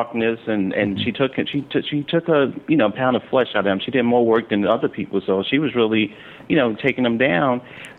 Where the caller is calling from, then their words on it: New York City, New York, United States; I'm calling from Brooklyn.